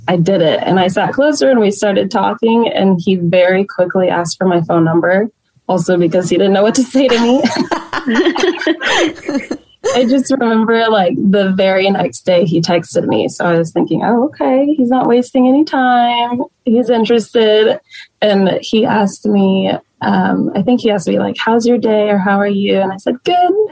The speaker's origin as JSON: {"language": "English", "town": "Plano", "region": "Texas", "country": "United States", "tie": "born or raised there", "said": "I grew up in Plano"}